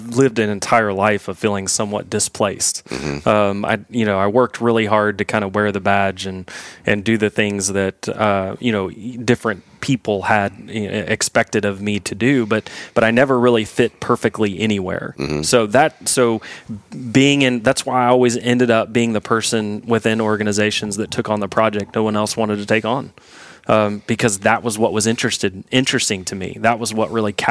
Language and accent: English; Houston, Texas, United States; moved away; I grew up in Houston